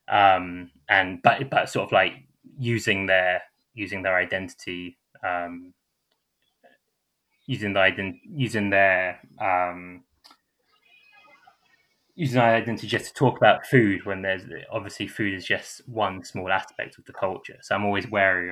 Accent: London, United Kingdom; also born or lived in Bounds Green, London; I grew up in St. Newington, and then after that, my family moved to Bounds Green, which is in the north of London.

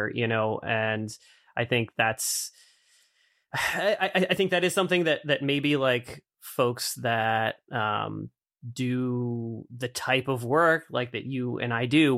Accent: Boston, Massachusetts, United States; also born or lived in Arizona; now in Boise, United States; I grew up in the Boston area, so in the Northeast

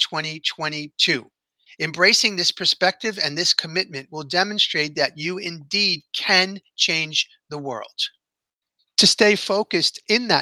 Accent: New York City, New York, United States; I grew up blue collar in New York City

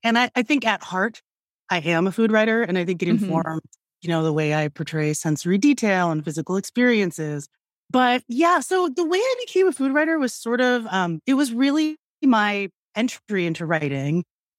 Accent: Philippines; I was like, okay, so I'm Filipina. I never hear about Filipino food.

